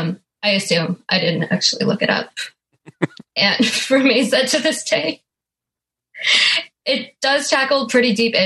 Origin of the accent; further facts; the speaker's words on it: Vancouver, British Columbia, Canada; now in Toronto, Canada; I guess I live in Toronto, but I'm from Vancouver.